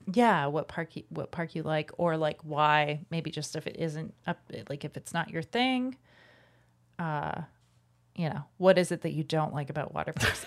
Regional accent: Calgary, Alberta, Canada; growing up in Calgary when I was a kid

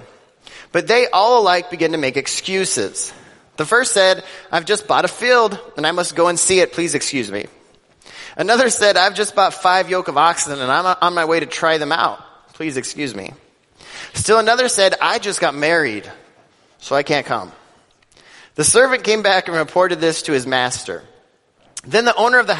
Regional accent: Denver, Colorado, United States; growing up in Denver, Colorado

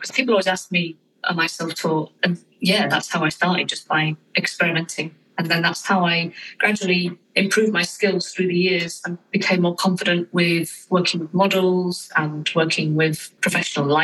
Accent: United Kingdom; I'm a British fine art photographer

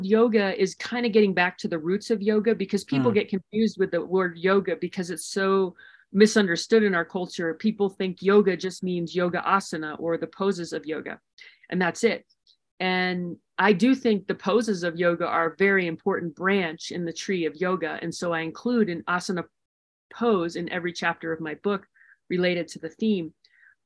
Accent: Maryland, United States; moved away; also born or lived in the western US; I grew up in Maryland and ultimately moving out west to more wild spaces

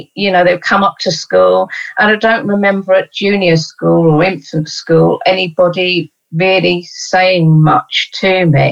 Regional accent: London, United Kingdom; I was brought up in East Dulwich

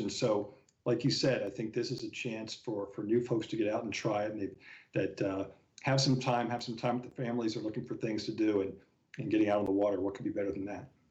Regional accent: the Poconos, Pennsylvania, United States; also born or lived in Philadelphia; I grew up fishing in the Poconos of Pennsylvania. My dad still lives in the house that we bought 55 years ago

